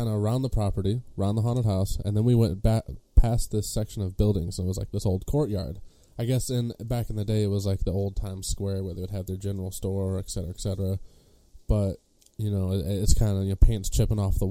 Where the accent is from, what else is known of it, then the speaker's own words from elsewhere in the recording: Monroe, Michigan, United States; I am a filmmaker from Monroe, Michigan